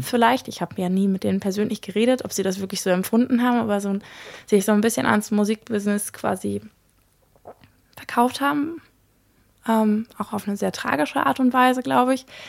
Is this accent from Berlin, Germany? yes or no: yes; Berlin, Germany; moved away as an adult; Ich bin ja in Berlin geboren und aufgewachsen und bin jetzt sozusagen nach 32 Jahren aufs Land gezogen